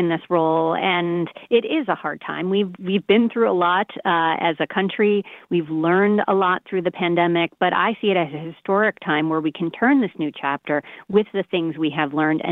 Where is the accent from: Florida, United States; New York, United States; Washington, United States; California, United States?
New York, United States; Baldwin; moved away; from Baldwin, went to Baldwin High School. My parents still live in Baldwin on Long Island